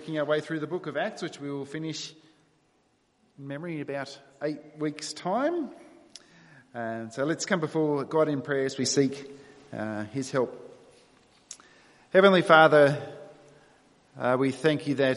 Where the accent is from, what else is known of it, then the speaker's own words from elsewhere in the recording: New South Wales, Australia; moved away; I was born in New South Wales and I grew up there for 25 years